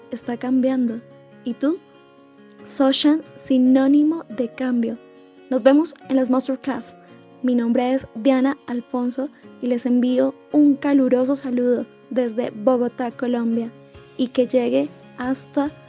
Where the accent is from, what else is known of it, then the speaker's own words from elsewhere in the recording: Lima, Peru; de Lima, Perú.